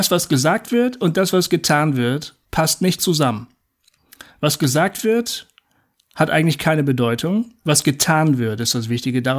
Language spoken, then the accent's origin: German; Bremen, Germany; Bremen war mir wichtig, ja, ich bin Bremer.